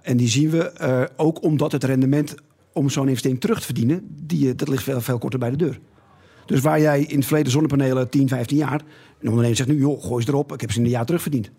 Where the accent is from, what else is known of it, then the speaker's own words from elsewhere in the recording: Netherlands; we zijn Nederlanders